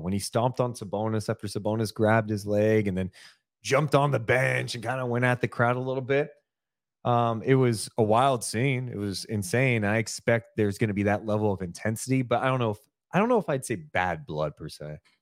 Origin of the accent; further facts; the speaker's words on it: Sacramento, California, United States; We obviously love Sacramento because we're from Sacramento